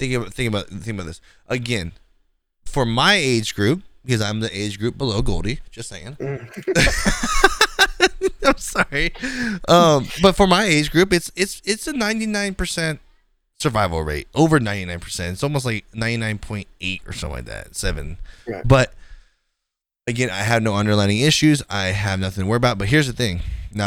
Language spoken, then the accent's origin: English; the South, United States; I'm from the South, motherfucker. We have bugs more dangerous than this.